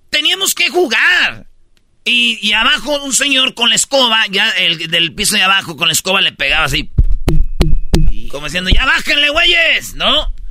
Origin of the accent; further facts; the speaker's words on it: Michoacán, Mexico; Soy michoacano hasta el tope. No, no, eso No, ya traemos la sangre.